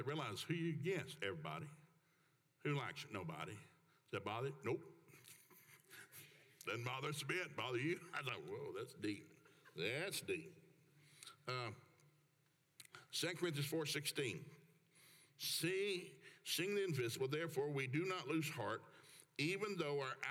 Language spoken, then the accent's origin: English; Oklahoma, United States